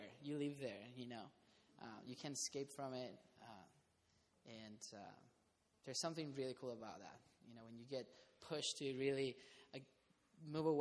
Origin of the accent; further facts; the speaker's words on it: Costa Rica; moved away; also born or lived in Irvine; I'm from Costa Rica